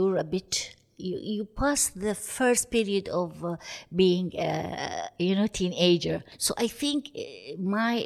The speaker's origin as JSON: {"language": "English", "region": "Ras Al Khaimah", "country": "United Arab Emirates", "tie": "born or raised there", "said": "I was born in Ras Al Khaimah here in Al Mayarid, and I was raised up here in Ras Al Khaimah."}